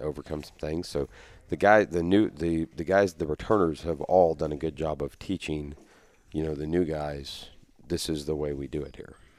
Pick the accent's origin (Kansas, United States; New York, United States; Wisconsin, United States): Kansas, United States; near Sterling; Sterling's a, you know, that's not very far from my hometown.